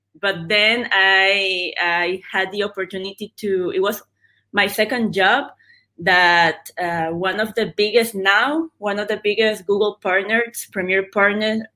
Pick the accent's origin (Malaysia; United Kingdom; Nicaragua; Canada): Nicaragua; moved away as an adult; now in Buenos Aires, Argentina; I'm from Nicaragua